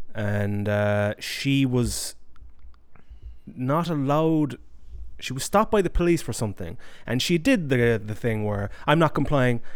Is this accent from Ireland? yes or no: yes; Ireland; moved away; I was raised in Ireland